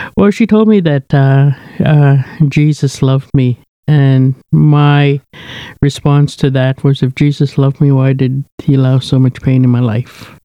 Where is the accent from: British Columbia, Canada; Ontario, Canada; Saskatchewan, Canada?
Saskatchewan, Canada; Kamsack; moved away; I was born and raised in Saskatchewan, a place called Kamsack, raised on a native reserve called the Cote Reserve